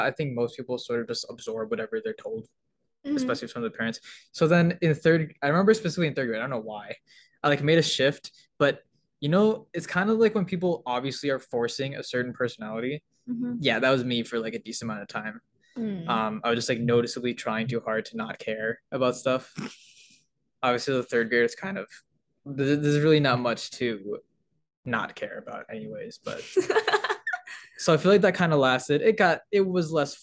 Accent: United States; also born or lived in Peru; Then I went to elementary school in my hometown. I've never moved in my life ever.

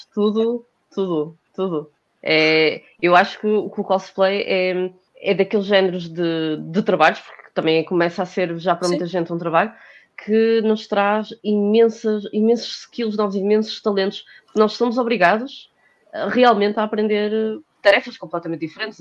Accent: Porto, Norte, Portugal; now in Lisbon, Portugal; sou do Porto, de momento estou a morar em Lisboa

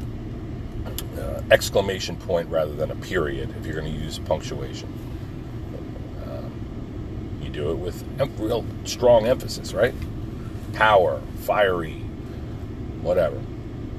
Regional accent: Pine Barrens, New Jersey, United States; I grew up in the Pine Barrens and did little boy stuff

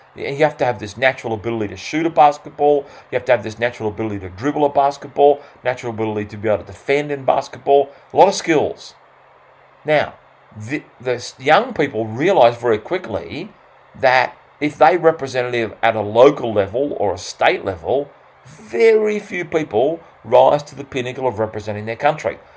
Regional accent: Australia; accent: Australian; my fast Australian accent

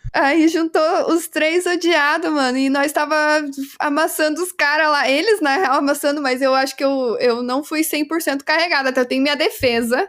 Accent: Brazil; nós somos brasileiros

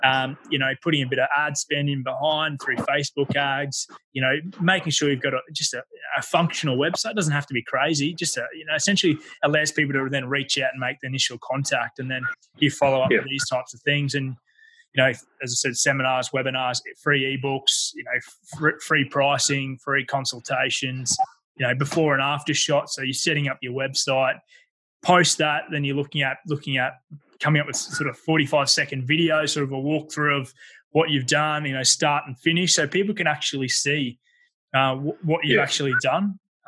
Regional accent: Ipswich, East of England, United Kingdom; And getting back to the area that I grew up in Ipswich

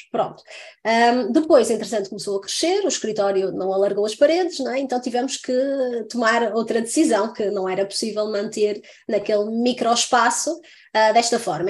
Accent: Santa Maria da Feira, Norte, Portugal; now in France; eu sou do Norte, não é? Estava eu a dizer há bocadinho sou de Santa Maria da Feira

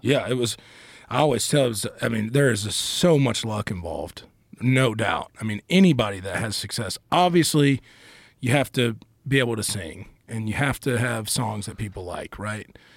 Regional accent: Asheville, North Carolina, United States; also born or lived in Charlotte, North Carolina; I grew up in Asheville

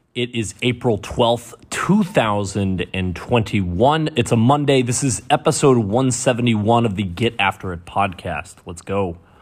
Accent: Michigan, United States; moved away as an adult; also born or lived in New England; painting businesses in my hometown in Michigan. Moved out to New England.

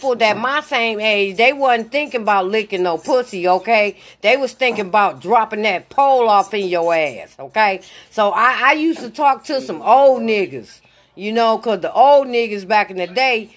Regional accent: Michigan, United States; I'm from Michigan

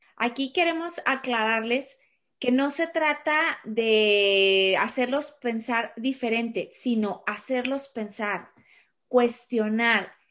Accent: Mexico; soy mexicana

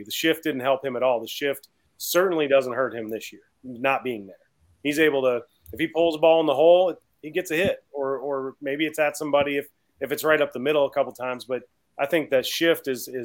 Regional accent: Baton Rouge, Louisiana, United States; I'm from Baton Rouge.

